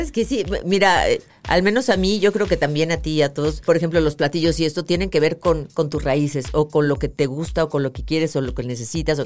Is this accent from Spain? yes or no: no; Mexico; also born or lived in Leverkusen, Germany; soy más mexicana mm. que nada, porque pues he vivido aquí toda la vida